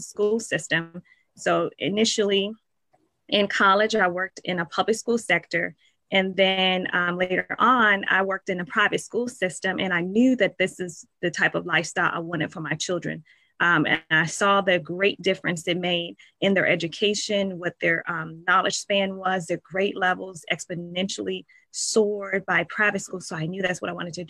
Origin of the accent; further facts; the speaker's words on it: Richmond, Virginia, United States; I grew up in Richmond, Virginia.